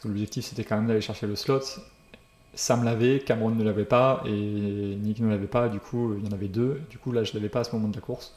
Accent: Royan, Nouvelle-Aquitaine, France; moved away; chez moi à Royan

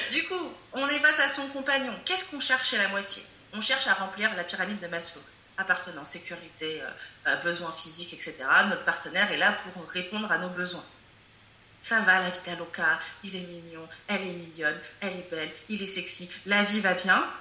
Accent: France; born there; Moi, je suis africaine, euh, mais j'ai grandi, en, même si je suis née en France.

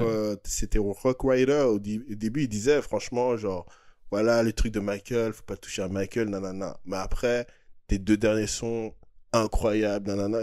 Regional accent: Geneva, Switzerland; on est de Genève, on est beaucoup plus côté français

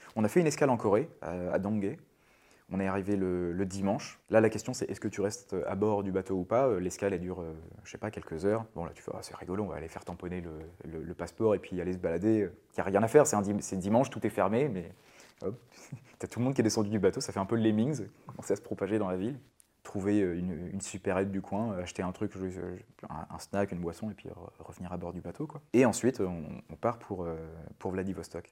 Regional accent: Brittany, France; moved away; also born or lived in Japan; À la base je suis breton. J'ai grandi au bord de mer.

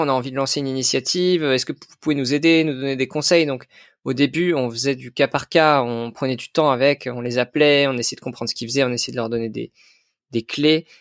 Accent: Concarneau, Brittany, France; j'ai grandi à Concarneau, en Bretagne

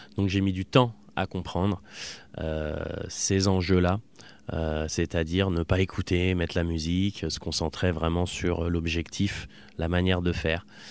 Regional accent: Voiron, Auvergne-Rhône-Alpes, France; also born or lived in Clermont-Ferrand; à Voiron, enfin on était vraiment citadins

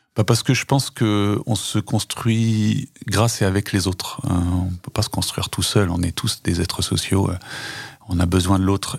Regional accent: Tence, Auvergne-Rhône-Alpes, France; c'est là où je suis né, où j'ai grandi

